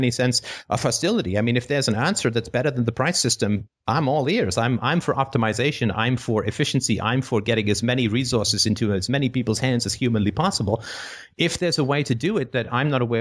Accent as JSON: {"language": "English", "country": "United Kingdom", "said": "I'm British"}